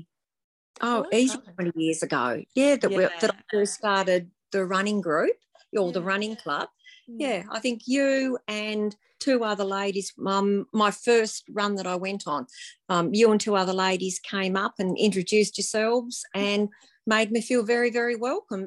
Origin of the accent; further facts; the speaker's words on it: Riverside, Tasmania, Australia; I grew up at Riverside, went to Riverside Primary School, Riverside High